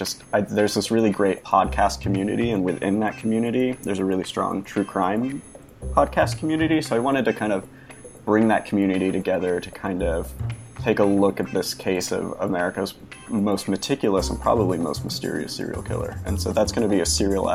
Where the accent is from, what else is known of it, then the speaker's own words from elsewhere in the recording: Bay Area, California, United States; I grew up in the Bay Area in the early 80s